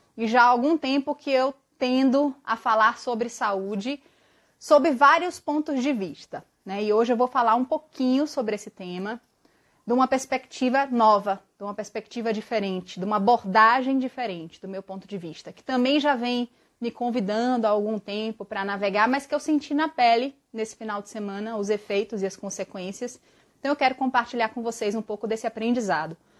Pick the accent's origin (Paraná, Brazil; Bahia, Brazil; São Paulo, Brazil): Bahia, Brazil; moved away; eu mato a saudade da minha terra, que eu tô dois anos sem visitar